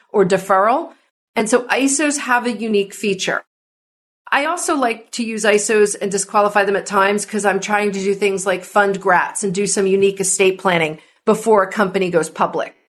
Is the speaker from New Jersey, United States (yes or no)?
yes; New Jersey, United States; now in California, United States; I'm from New Jersey and I live in mm-hmm. California.